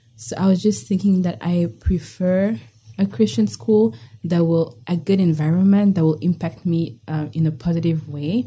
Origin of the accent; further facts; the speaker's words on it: Kigali, Rwanda; moved away as an adult; now in United States; I'm from Kigali, Rwanda